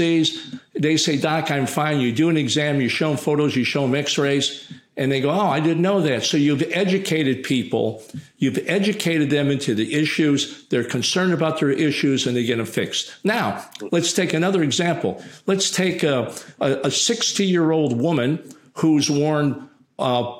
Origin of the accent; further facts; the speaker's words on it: United States; I'm American